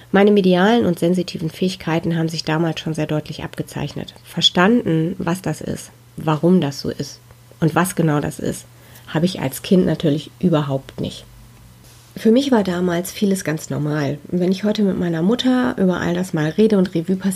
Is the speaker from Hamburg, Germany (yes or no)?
no; North Rhine-Westphalia, Germany; Ja, ich bin im Ruhrgebiet geboren. Da wohne ich auch heute noch, mitten im schönen Ruhrpott sozusagen.